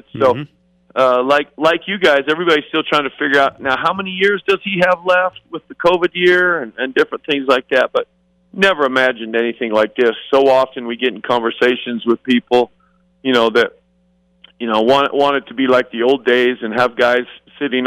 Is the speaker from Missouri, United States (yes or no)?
no; Payson, Utah, United States; also born or lived in Lubbock, Texas; now in Las Vegas, United States; I grew up in Payson, Utah, straight up I-15 from here